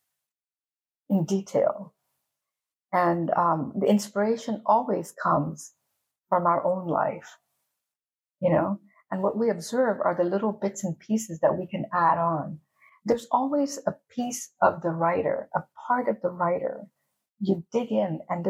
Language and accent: English; Panama; first language English; also born or lived in United States; my parents were immigrants, so they came from India, and I was born in Panama